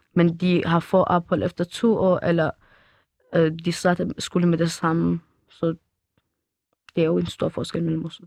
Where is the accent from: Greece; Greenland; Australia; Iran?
Iran; Danish is a second language; now in Denmark; vi er også fra Iran